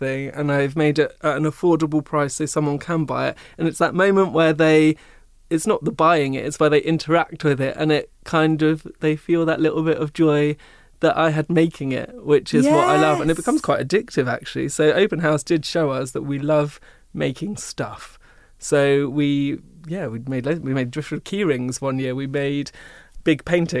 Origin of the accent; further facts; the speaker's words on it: Seaford, South East England, United Kingdom; also born or lived in Brighton; growing up in Seaford, I was told you have to be either a banker or this